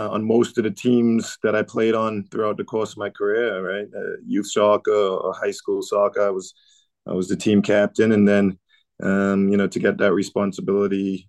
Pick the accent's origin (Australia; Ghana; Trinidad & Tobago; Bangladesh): Trinidad & Tobago; moved away as an adult; now in United States; I grew up in Trinidad.